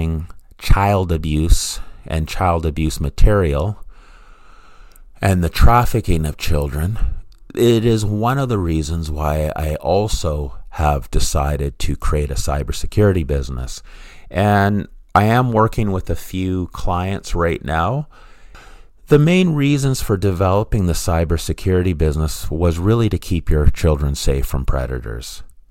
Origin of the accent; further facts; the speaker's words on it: Vancouver, British Columbia, Canada; my hometown of Vancouver, BC, in Metro Vancouver